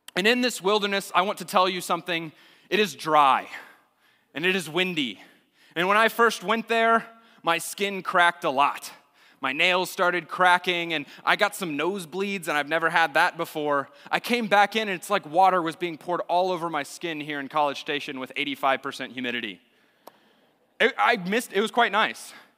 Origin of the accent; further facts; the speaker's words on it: Austin, Texas, United States; I grew up in Austin, Texas, in the public schools in Austin, Texas